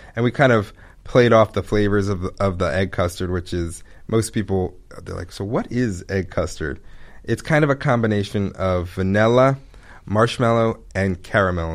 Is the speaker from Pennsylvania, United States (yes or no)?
no; Pikesville, Maryland, United States; also born or lived in Ithaca, New York; now in Baltimore, United States; I grew up in Pikesville